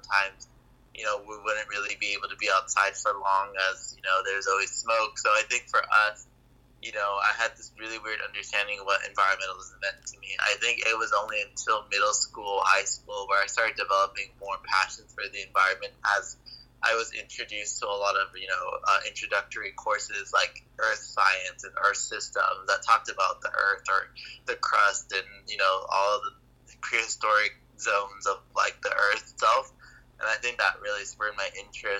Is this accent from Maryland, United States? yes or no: no; Los Angeles, California, United States; growing up in Los Angeles, California, where I grew up dealing with global environmental injustices in my own community